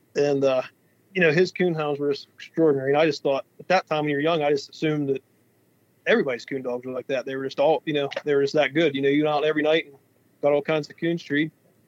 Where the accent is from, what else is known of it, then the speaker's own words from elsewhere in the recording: Pennsylvania, United States; We're from Western Pennsylvania, and we haul logs for a living. That's a pretty booming business in this part of Western Pennsylvania.